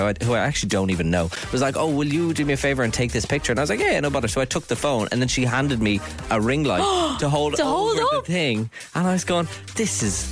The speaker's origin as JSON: {"language": "English", "country": "Ireland", "said": "us being Irish"}